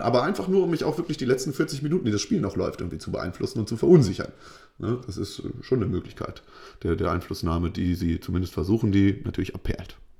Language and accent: German; Lower Saxony, Germany; bei uns in Niedersachsen jetzt, äh, in Norddeutschland.